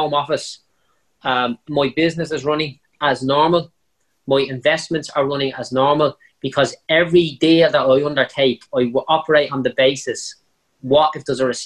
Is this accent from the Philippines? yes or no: no; Dublin, Leinster, Ireland; I was a bricklayer from Clondalkin, you know, one of the, you know, definitely top five worst parts of Dublin at the time